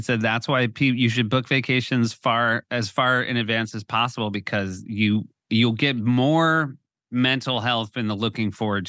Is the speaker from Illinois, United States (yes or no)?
no; New Hampshire, United States; our parents are still in the house we grew up in New Hampshire.